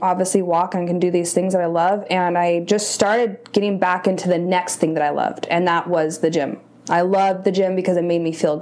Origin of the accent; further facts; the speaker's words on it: Rancho Cucamonga, California, United States; I'm from Rancho Cucamonga, so like Inland Empire area